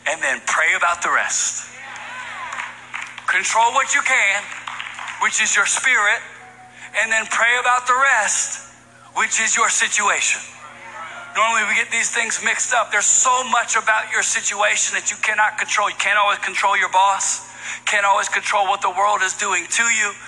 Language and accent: English; Virginia, United States; now in New York City, United States; I'm from Virginia